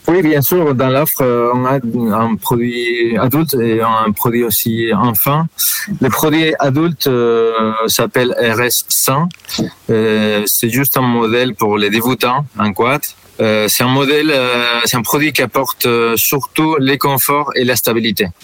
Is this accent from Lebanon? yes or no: no; Spain; moved away as an adult; now in Lille, France; Je suis espagnol